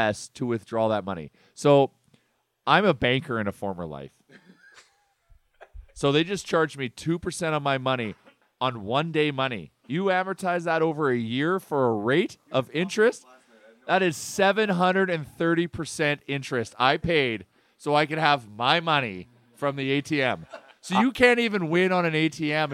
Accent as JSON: {"language": "English", "country": "Canada", "said": "us as Canadian hockey fans"}